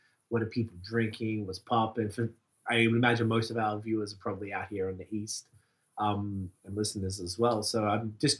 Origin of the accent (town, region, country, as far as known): Melbourne, Victoria, Australia; born or raised there; moved away as an adult; also born or lived in St Kilda, Melbourne; now in Montreal, Canada